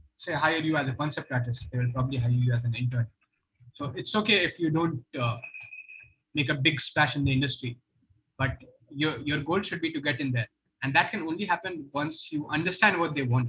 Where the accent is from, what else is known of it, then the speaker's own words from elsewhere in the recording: Purnia, Bihar, India; moved away; I come from Purnia, it's okay. in Bihar